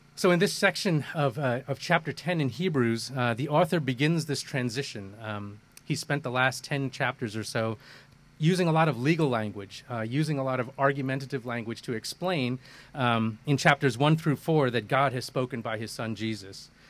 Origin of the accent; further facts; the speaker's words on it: Kerala, India; also born or lived in Kolkata, India; now in United States; I was born in India. Um, uh, born in the southern part of India in Kerala state, uh, lived in Calcutta, which is where my parents were. I moved to the U.S. in uh, in 1975.